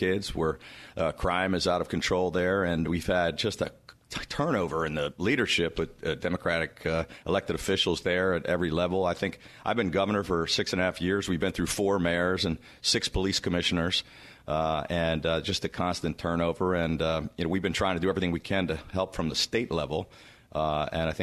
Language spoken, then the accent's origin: English; Washington area, Prince George's County, Maryland, United States; I was a Skins guy because I grew up in the Washington area